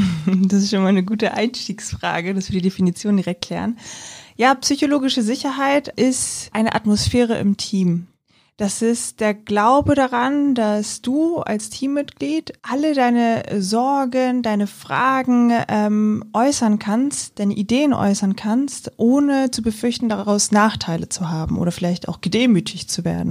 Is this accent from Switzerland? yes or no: no; Germany; bei uns in Deutschland